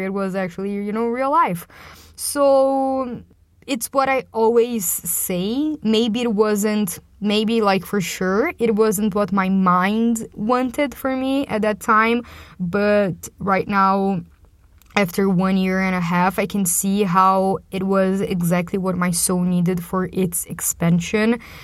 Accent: Brazil; moved away as an adult; also born or lived in London; coming back to my hometown here in Brazil

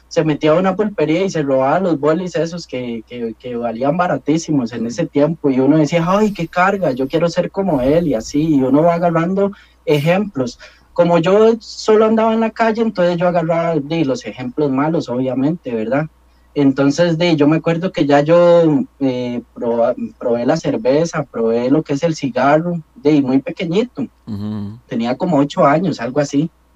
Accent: La León XIII, San José, Costa Rica; crecí en un barrio marginal, muchos lo conocen, yo crecí en la León 13

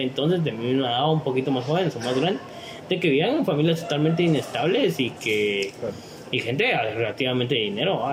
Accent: Guatemala

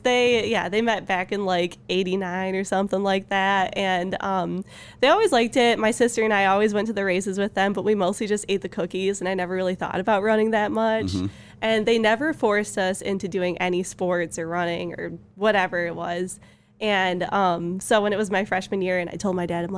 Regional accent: Tawas City, Michigan, United States; I grew up in Tawa

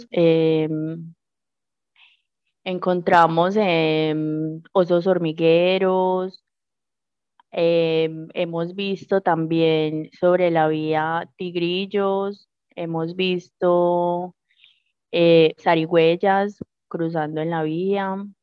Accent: Magdalena Medio, Colombia; para todos como colombianos, para nosotros como habitantes del Magdalena Medio y en general para todas las personas

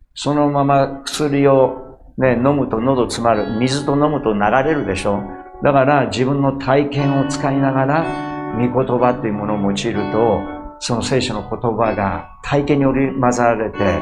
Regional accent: Osaka, Japan; moved away as an adult; 俺が西成で育った

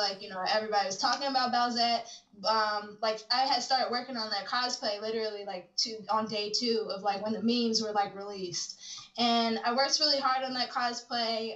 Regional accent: Chicago, Illinois, United States; moved away as an adult; I'm from Chicago, but I moved here from Chicago maybe like a year and a half ago

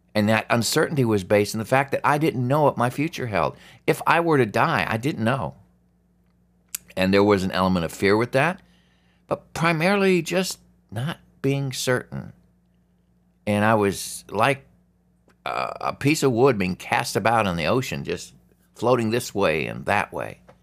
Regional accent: Alaska, United States; I grew up in Alaska

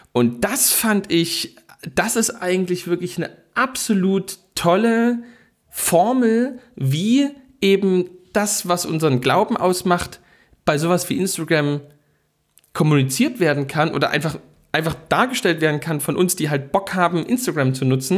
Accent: Saxony, Germany; bei uns in Sachsen

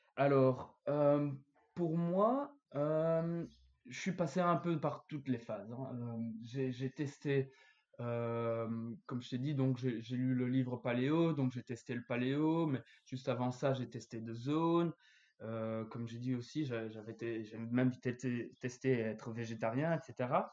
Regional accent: Belgium; chez nous, en Belgique

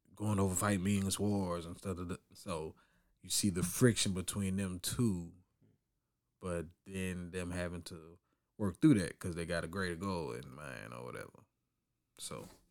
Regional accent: Orange, Texas, United States; growing up in Orange

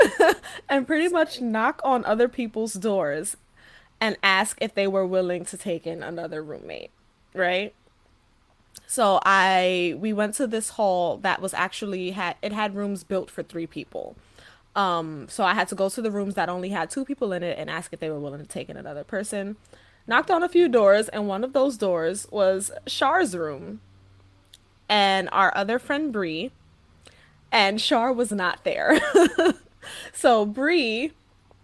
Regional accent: New York City, New York, United States; moved away as an adult; now in Jersey City, United States; I'm from the Bronx, born and raised, and remained for 23 years. Finally moved. I'm in Jersey City now

